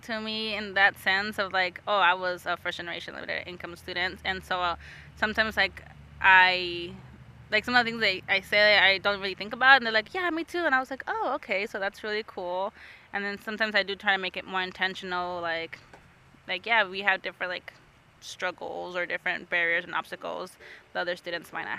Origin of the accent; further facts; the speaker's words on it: Yuma, Arizona, United States; moved away as an adult; now in Anchorage, United States; I am from Yuma, Arizona